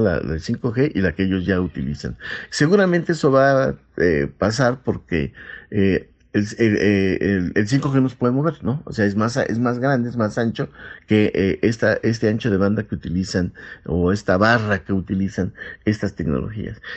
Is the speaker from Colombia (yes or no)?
no; Mexico; nosotros como mexicanos